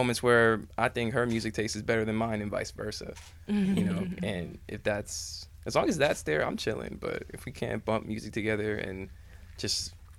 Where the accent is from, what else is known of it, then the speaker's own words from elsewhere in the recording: New York, United States; also born or lived in Long Island; I'm from New York. Been here all my life. I want to say I spent 9 years in Long Island